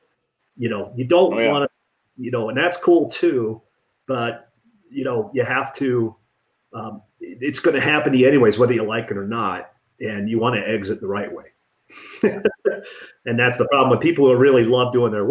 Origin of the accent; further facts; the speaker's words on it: Detroit, Michigan, United States; moved away; I'm from Detroit originally